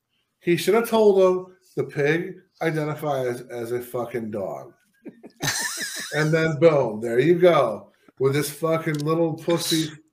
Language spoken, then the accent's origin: English; Buffalo, New York, United States; moved away; I was from Buffalo